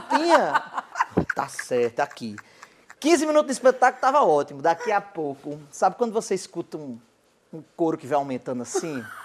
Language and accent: Portuguese; Cajazeiras, Paraíba, Brazil; eu sou de Cajazeiras, que é interior da Paraíba.